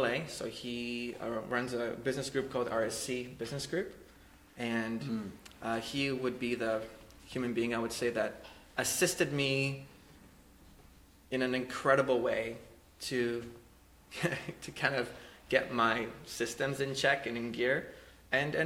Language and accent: English; Poland; I was born in Poland